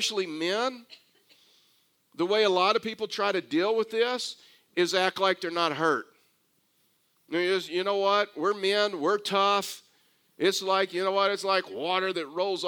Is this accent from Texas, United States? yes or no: yes; Texas, United States; accent: Texas; as a Texan